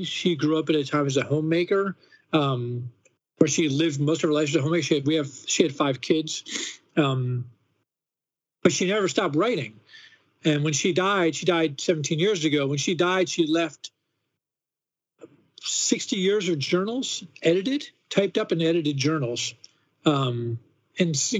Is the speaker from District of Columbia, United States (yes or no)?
yes; Washington, District of Columbia, United States; I never grew up anywhere else.